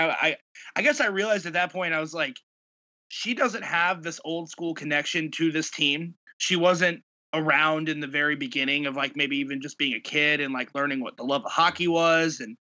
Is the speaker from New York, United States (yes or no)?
no; St. Louis, Missouri, United States; because I grew up in St. Louis, love hockey, you know, played as a kid